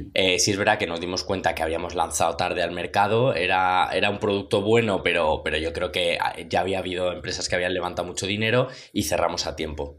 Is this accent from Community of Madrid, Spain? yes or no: yes; Madrid, Community of Madrid, Spain; soy de Madrid